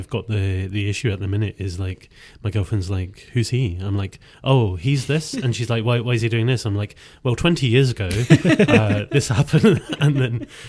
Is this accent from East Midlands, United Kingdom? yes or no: no; Scotland, United Kingdom; moved away as an adult; now in Canada; I'm from Scotland, as you might be able to tell from the drastic change in accent. I recently moved to Canada in September, actually, on September 1st, for love.